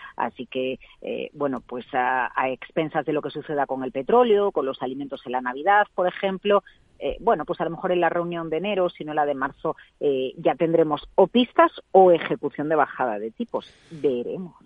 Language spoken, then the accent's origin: Spanish; Vigo, Galicia, Spain; hago patria de Vigo